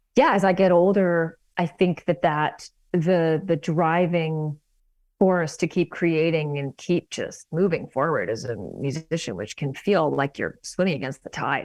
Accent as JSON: {"language": "English", "town": "Vancouver", "region": "British Columbia", "country": "Canada", "tie": "born or raised there", "also_born_or_lived": "New York", "moved": "as an adult", "lives_now": "Toronto, Canada", "said": "I grew up in Vancouver"}